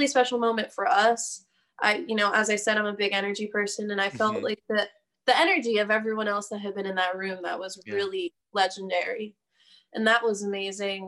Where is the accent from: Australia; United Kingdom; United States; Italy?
United States; Levittown, Pennsylvania; now in Nashville, United States; I grew up in Pennsylvania in a little town called Levittown, super blue collar